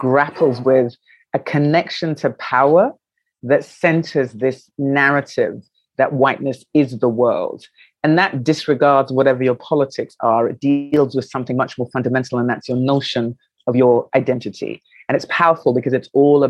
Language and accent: English; London, United Kingdom; moved away as an adult; also born or lived in New York, United States; now in Accra, Ghana; I was born in London, which is my home of my birth. I went to school there.